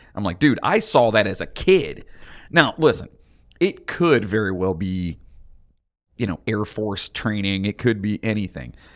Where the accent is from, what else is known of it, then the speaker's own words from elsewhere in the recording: Lorain County, Ohio, United States; from our area, where we are from, uh, which is Lorain County